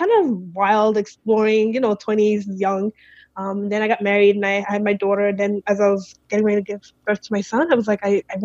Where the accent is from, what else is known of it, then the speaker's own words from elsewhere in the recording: New York City, New York, United States; moved away as an adult; now in Phoenix, United States; I'm from Brooklyn, New York. That's where I was raised